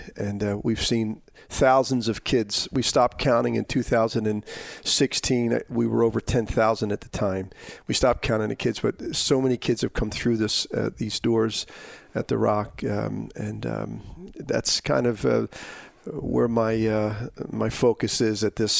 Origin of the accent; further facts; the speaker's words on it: Philadelphia, Pennsylvania, United States; I was born and raised in Kensington, right on this block, you know, on Kensington Avenue. I lived right next door to the Rock Ministries.